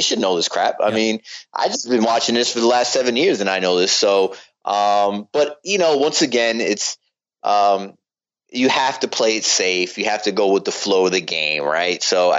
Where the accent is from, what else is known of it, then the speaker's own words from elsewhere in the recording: East Coast, United States; also born or lived in Orlando, Florida; I'm an East Coast guy. I was born and raised in the East Coast. But I lived in Orlando for like 2 years in high school.